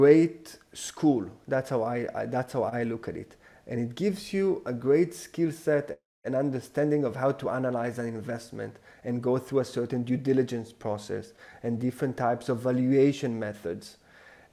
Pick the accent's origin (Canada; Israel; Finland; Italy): Israel; English is a second language; moved away as an adult; also born or lived in New York / France; now in London, United Kingdom; I'm not English. We're based in London, but I'm half French, half Israeli. I've lived most of my life in Israel.